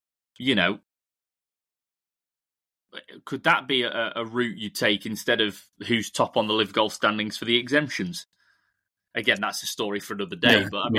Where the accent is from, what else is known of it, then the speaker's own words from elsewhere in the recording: Portugal; Yeah, I'm from Portugal, you're from Spain.